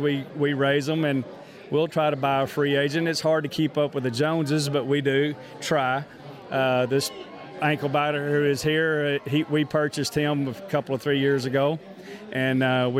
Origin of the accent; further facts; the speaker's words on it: Texas, United States; we're from Texas